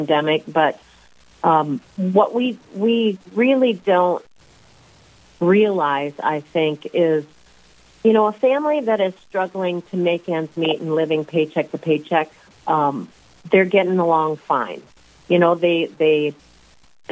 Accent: Sioux Falls, South Dakota, United States; I am originally from Sioux Falls. I grew up here.

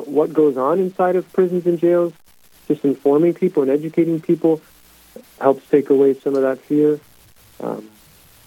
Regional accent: Mitchell, South Dakota, United States; now in Brandon, United States; Born and raised in Mitchell, South Dakota

